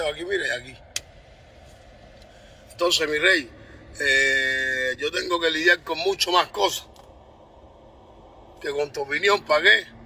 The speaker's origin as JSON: {"language": "Spanish", "country": "Cuba", "said": "Yo soy de Cuba, papo."}